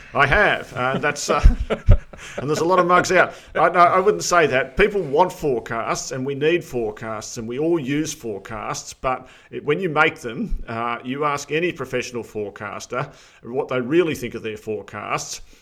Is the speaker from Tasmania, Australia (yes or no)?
no; Armidale, New South Wales, Australia; moved away; My old home area, uh, New England. I grew up in Armidale